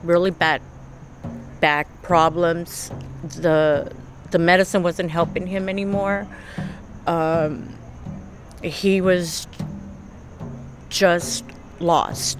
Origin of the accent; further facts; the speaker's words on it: Texas, United States; moved away as an adult; now in Long Beach, United States; Born and raised in Texas, but I live in Los Angeles, California. Long Beach